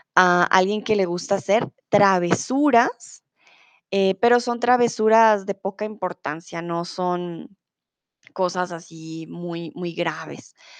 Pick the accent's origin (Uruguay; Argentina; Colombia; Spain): Colombia; now in Germany; soy de Colombia, soy tutora de español aquí en Chatterbox y em, comúnmente vivo en Alemania, ahora estoy en México